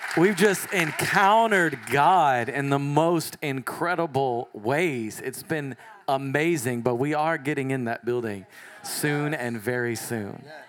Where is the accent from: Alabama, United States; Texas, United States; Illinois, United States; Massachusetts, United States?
Texas, United States; I grew up in Texas all my life